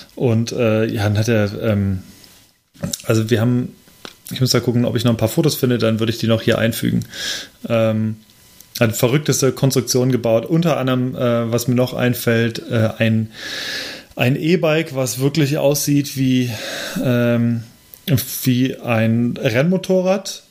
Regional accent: Lemgo, North Rhine-Westphalia, Germany; in meiner Heimatstadt Lemgo

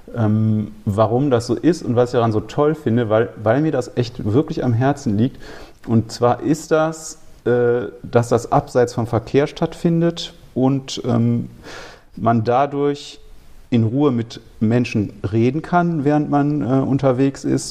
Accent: Remscheid, North Rhine-Westphalia, Germany; also born or lived in Cologne; Ich komme eigentlich aus Remscheid und habe aber lange in Köln gelebt

